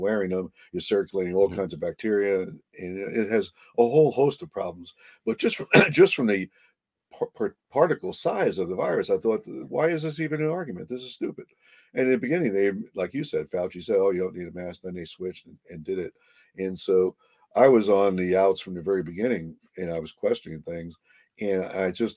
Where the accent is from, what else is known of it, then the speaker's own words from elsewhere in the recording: New Jersey, United States; now in Connecticut, United States; I'm from New Jersey